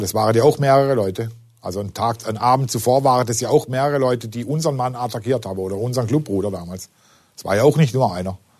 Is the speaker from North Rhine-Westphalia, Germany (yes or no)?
no; Singen, Baden-Württemberg, Germany; Ich komme ja aus Singen, das ist ja unmittelbar in der Nähe